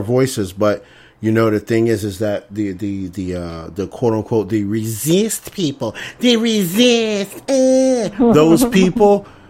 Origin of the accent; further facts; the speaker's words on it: Scranton, Pennsylvania, United States; I grew up in Scranton. Ain't that many Puerto Ricans in Scranton?